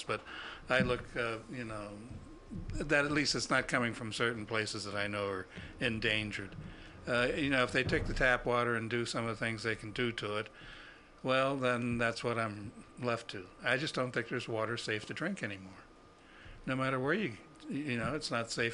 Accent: Ohio, United States; moved away; I grew up in Ohio

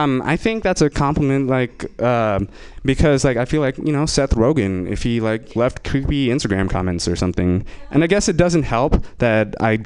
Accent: India; I'm Indian, and I will be exploiting that for this next joke.

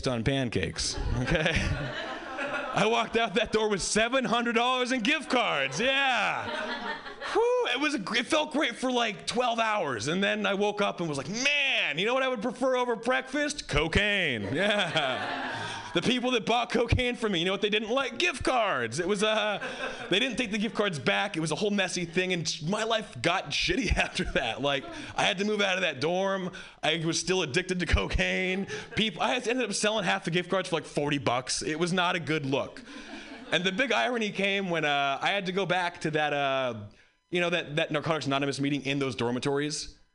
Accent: Hawaii, United States; I grew up white in Hawaii

